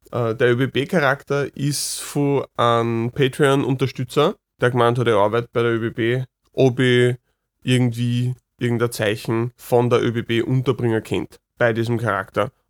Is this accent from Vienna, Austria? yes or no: yes; Vienna, Austria; Also oft genug, wenn ich sage, ich komme aus Wien, kommen mir direkt da irgendwelche ja, negativen Vorurteile oder, oder persönliche Wertungen entgegen